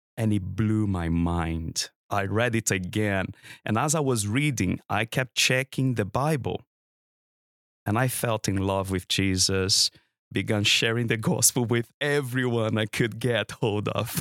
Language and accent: English; Brazil; English is a second language; moved away as an adult; also born or lived in Cambridge, United Kingdom; now in London, United Kingdom; I was born and brought up in Brazil, um, my home country.